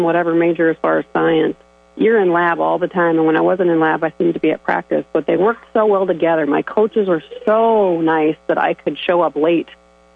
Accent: Sibley, Iowa, United States; growing up in Sibley, there's one hospital and clinic in the whole county

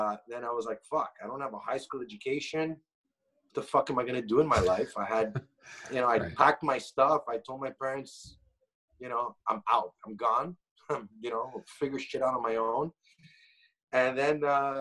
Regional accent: Montreal, Quebec, Canada; I'm from Montreal, Canada. My parents are originally from Greece. I was born here. I studied, I grew up in Montreal

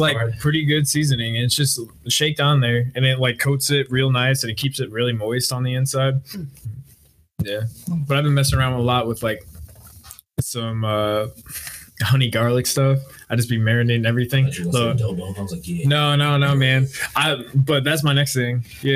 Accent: southern central Wisconsin, United States; moved away as an adult; also born or lived in Alaska; I am from Wisconsin, southern central Wisconsin. Represent 608

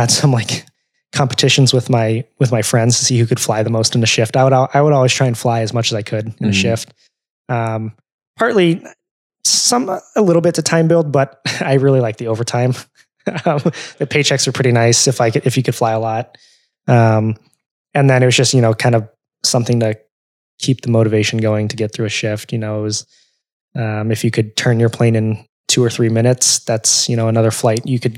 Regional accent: California, United States; also born or lived in Arizona; now in Chicago, United States; growing up in California, we would always fly SkyWest from like Sacramento to San Francisco

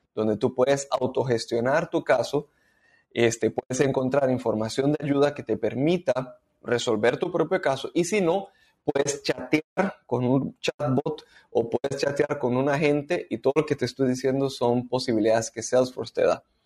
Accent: Costa Rica; moved away as an adult; now in Panama; soy costarricense, pero en el 2012 vine a vivir a Panamá

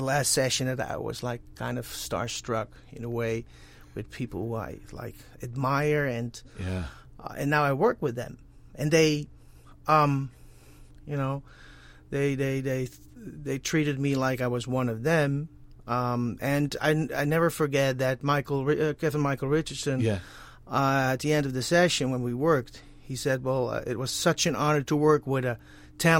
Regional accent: Netherlands; accent: Dutch; English is a second language; moved away as an adult; now in Los Angeles, United States; I came here, this country, because I'm from the Netherlands, in 2007

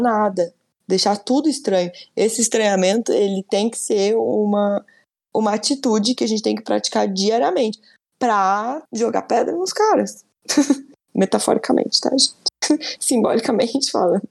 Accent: Brazil; Somos brasileiros

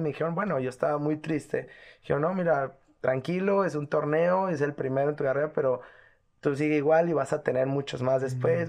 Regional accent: Guadalajara, Jalisco, Mexico; also born or lived in La Piedad, Michoacán; soy de aquí de Guadalajara, Jalisco. Nací aquí el, el 21 de julio del 89

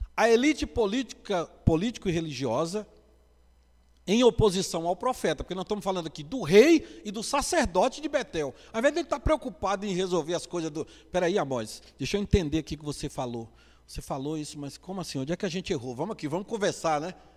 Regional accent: Northeast Region, Brazil; Como bom nordestino

